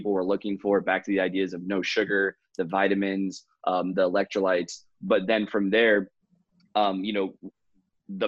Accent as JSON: {"language": "English", "town": "Raleigh", "region": "North Carolina", "country": "United States", "said": "I'm from Raleigh, North Carolina, and studied entrepreneurship down here"}